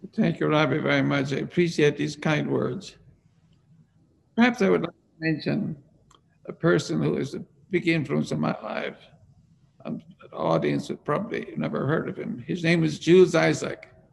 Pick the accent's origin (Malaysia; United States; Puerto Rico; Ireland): Ireland; moved away as an adult; I was born in Ireland